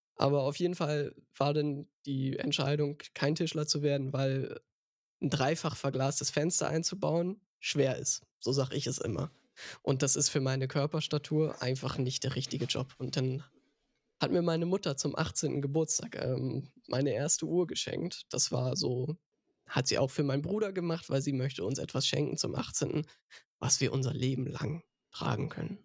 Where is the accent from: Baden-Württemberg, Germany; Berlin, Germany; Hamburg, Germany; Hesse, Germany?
Hamburg, Germany; ich bin gebürtiger, stolzer Hamburger